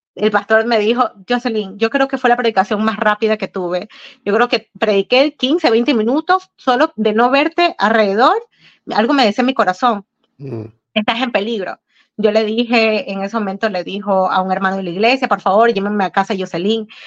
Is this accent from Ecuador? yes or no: yes; Ecuador; now in United States; en mi país, en Sudamérica